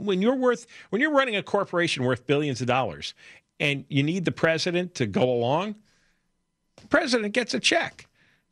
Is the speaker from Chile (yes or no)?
no; the New York area, United States; growing up in the New York area in the 1970s